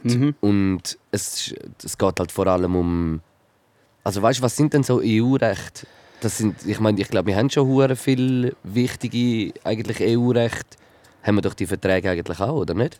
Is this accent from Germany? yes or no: no; Switzerland; wir sehen das ja so als Schweizer